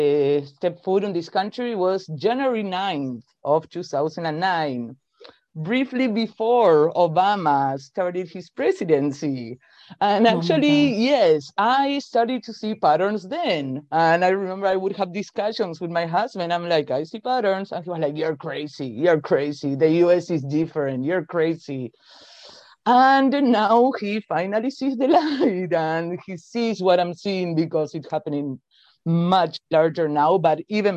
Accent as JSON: {"language": "English", "region": "Buenos Aires", "country": "Argentina", "moved": "as an adult", "lives_now": "Texas, United States", "said": "I'm originally from Buenos Aires, Argentina, way south"}